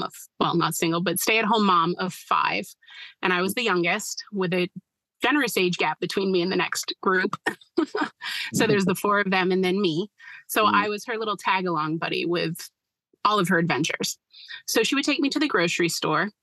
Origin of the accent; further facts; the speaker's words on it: Westbrook, Maine, United States; I'm originally from Westbrook, which is right next to Portland, but I currently live in central Maine, just south of Augusta